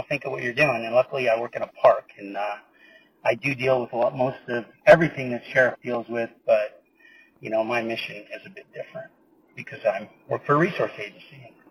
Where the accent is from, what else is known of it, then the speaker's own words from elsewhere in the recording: California, United States; we're from California.